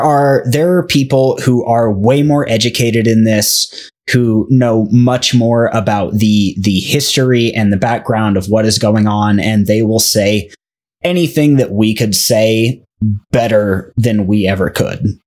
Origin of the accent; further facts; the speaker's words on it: United States; us as five American dipshits